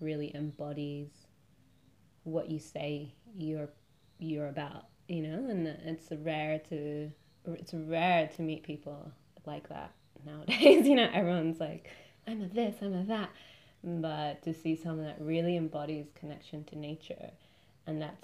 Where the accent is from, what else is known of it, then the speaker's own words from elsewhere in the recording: Argentina; now in Melbourne, Australia; I'm from Argentina